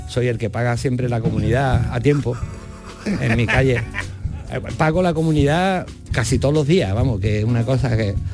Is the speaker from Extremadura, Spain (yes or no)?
no; Seville, Andalusia, Spain; also born or lived in Torreblanca, Seville; yo nací en la Macarena